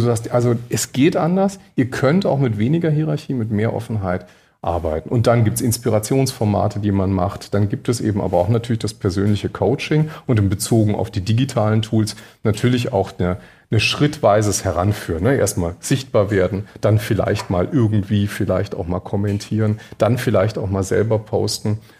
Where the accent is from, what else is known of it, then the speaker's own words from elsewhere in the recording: Berlin, Germany; Ich komme ja aus Berlin